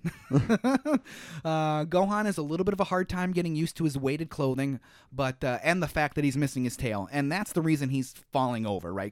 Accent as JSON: {"language": "English", "country": "United States", "said": "me being an American"}